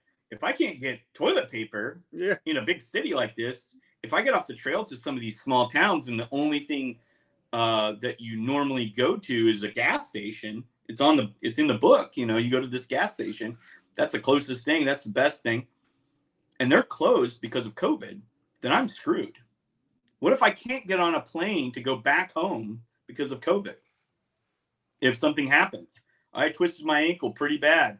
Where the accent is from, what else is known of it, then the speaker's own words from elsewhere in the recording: Lubbock, Texas, United States; also born or lived in Chicago; now in Austin, United States; move back to my my hometown, Lubbock